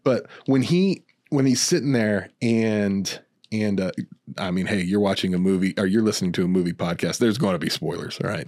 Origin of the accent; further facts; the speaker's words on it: New Mexico, United States; moved away; I'm from New Mexico originally